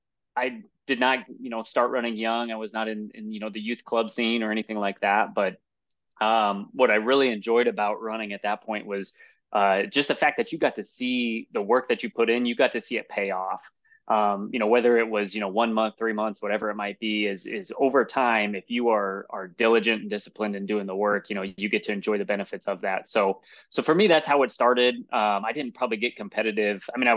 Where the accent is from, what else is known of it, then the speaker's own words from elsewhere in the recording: Lincoln, Nebraska, United States; now in Omaha, United States; I'm from Lincoln, or grew up, I guess, in Lincoln for the most part, and went to Lincoln Christian there.